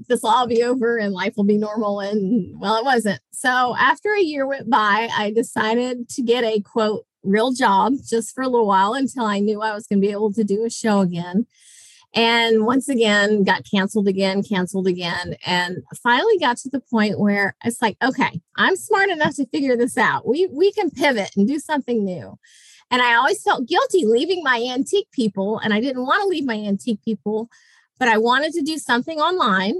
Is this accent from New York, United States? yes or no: no; Jacksonville, Florida, United States; moved away as an adult; I am from Jacksonville, Florida